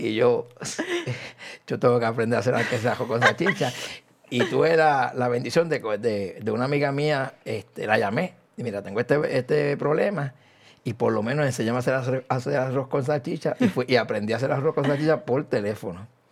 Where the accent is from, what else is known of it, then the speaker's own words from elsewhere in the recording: Añasco, Puerto Rico; mi pueblo de Añasco